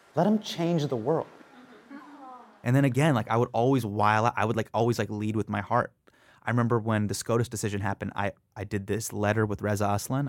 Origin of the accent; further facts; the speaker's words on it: Davis, California, United States; moved away as an adult; also born or lived in San Francisco / Los Angeles; now in New York City, United States; grew up in Davis, California, which is a very, very Caucasian place